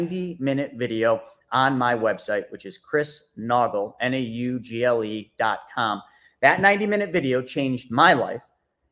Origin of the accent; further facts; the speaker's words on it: Buffalo, New York, United States; I came from Buffalo, New York.